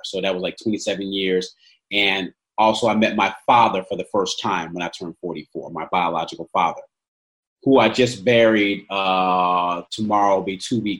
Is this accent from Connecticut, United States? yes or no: yes; Stamford, Connecticut, United States; also born or lived in Mississippi; We was born in Connecticut, and she took me down to Mississippi, and I lived with my grandparents for like my first 4 years, and I came back to Stamford.